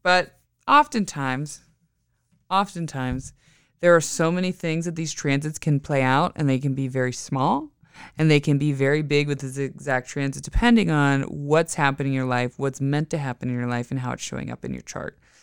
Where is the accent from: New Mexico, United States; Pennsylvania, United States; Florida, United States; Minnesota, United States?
Pennsylvania, United States; Western; moved away; I grew up in Western P